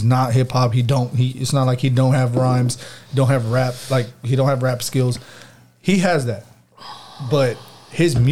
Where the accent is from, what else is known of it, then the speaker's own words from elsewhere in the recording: Texas, United States; I'm from Texas